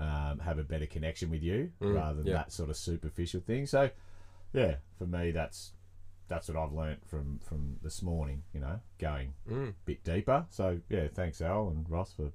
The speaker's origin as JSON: {"language": "English", "country": "Australia", "said": "I'm that Aussie guy"}